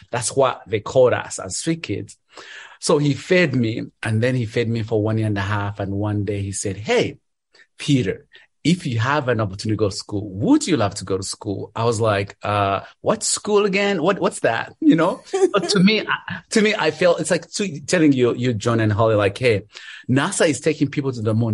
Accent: Kabale, Western Region, Uganda; moved away as an adult; now in Charlotte, United States; I live in Charlotte, North Carolina. I'm originally from Uganda, from a small village called Kabale.

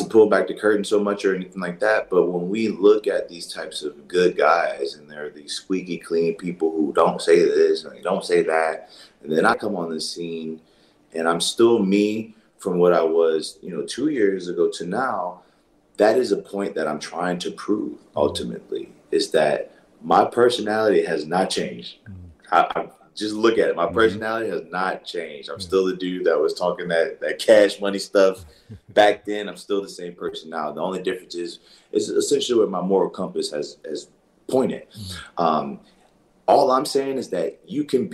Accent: New Orleans, Louisiana, United States; I grew up in a part of New Orleans where I went to, it was a predominantly black school

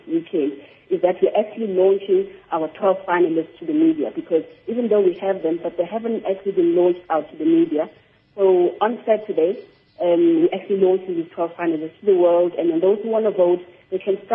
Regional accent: South Africa

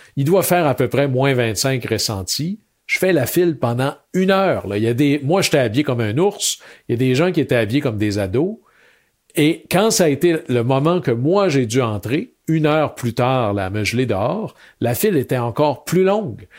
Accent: Chicoutimi, Quebec, Canada; je venais de Chicoutimi

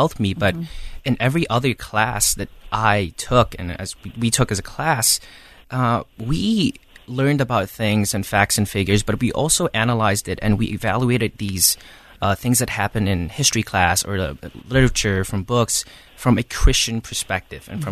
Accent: Cambodia; I am from Cambodia

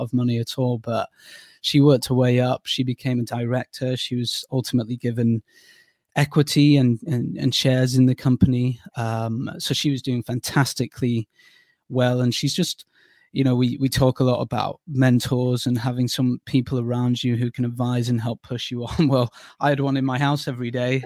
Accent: the Northwest, North West England, United Kingdom; moved away as an adult; also born or lived in Durham / Bournemouth; I'm from the Northwest

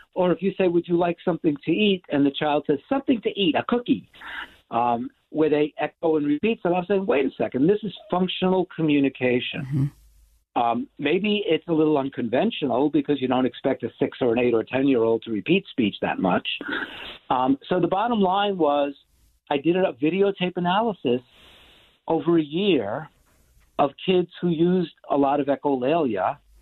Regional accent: New York City, New York, United States; I was a kid growing up in New York City

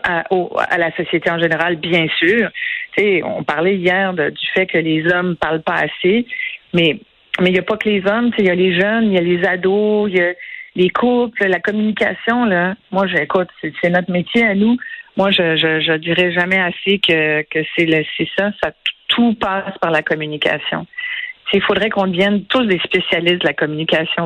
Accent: Quebec, Canada; chez nous au Québec

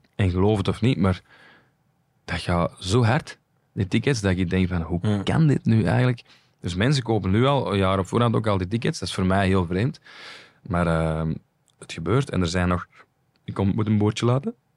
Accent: Flanders, Belgium; wij als Vlaming

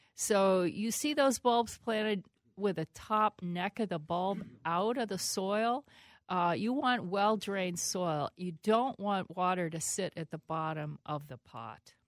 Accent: Pennsylvania, United States; moved away; also born or lived in Minnesota; I, I grew up in Pennsylvania.

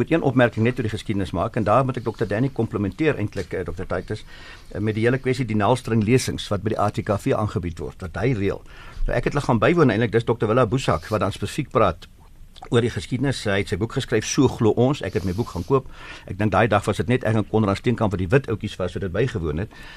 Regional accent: South Africa; ek is ook 'n Suid-Afrikaner

